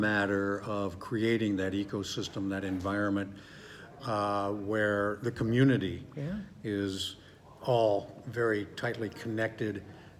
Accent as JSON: {"language": "English", "region": "Midwest", "country": "United States", "said": "I know the Midwest, we have certain values."}